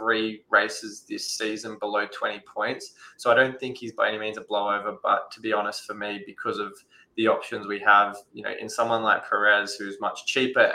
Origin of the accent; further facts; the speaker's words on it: Australia; as an Australian